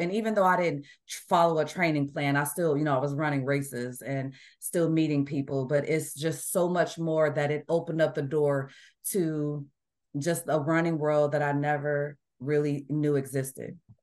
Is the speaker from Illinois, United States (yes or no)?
yes; Chicago, Illinois, United States; moved away as an adult; also born or lived in Washington State / Bamberg, Germany; now in Indiana, United States; When I grew up in Illinois, I did not like the snow